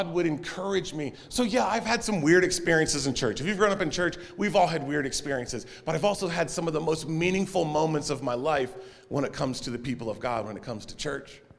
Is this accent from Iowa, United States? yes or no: no; Texas, United States; I'm from Texas, and we were a clappy bunch